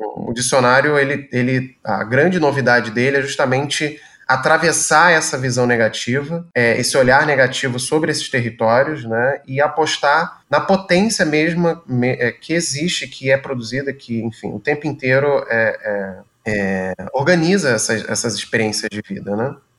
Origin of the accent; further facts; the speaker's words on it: Rio de Janeiro, Brazil; moved away as an adult; now in Rio Grande do Sul, Brazil; no Rio de Janeiro em particular, enfim, onde eu nasci